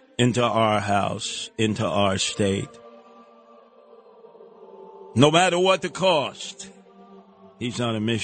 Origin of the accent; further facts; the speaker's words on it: New York City, New York, United States; where I grew up in Canarsie